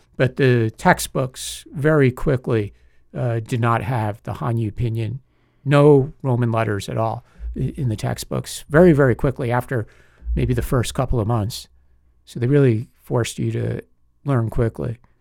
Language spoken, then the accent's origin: English; Long Island, New York, United States; moved away as an adult; also born or lived in Singapore / Hong Kong; now in Taiwan; I'm actually from the New York City suburbs, a place called Long Island